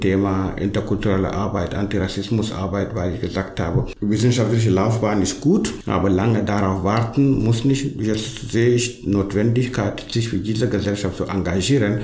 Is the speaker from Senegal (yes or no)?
yes; Senegal; German is a second language; moved away as an adult; now in Halle, Germany; Also meine ursprüngliche Heimat ist Senegal, da bin ich geboren, aufgewachsen, sozialisiert